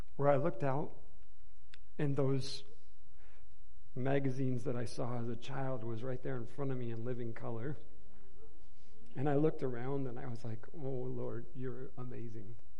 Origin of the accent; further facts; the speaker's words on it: Inkster, Michigan, United States; We grew up in Inkster, Michigan, which is a suburb, um, I mean, um, in the metropolis of, of Detroit in uh, Michigan